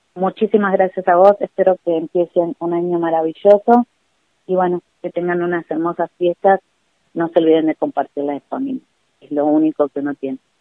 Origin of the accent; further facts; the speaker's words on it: Buenos Aires, Argentina; moved away as an adult; now in Capilla, Argentina; yo soy de Buenos Aires y hace casi 20 años que estoy viviendo en Capilla